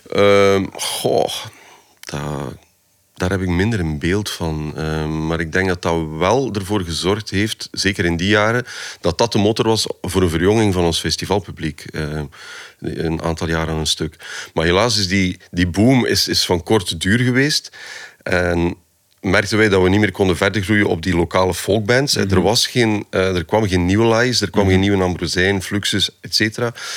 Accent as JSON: {"language": "Dutch", "town": "Poperinge", "region": "Flanders", "country": "Belgium", "said": "Ik ben van de Westhoek"}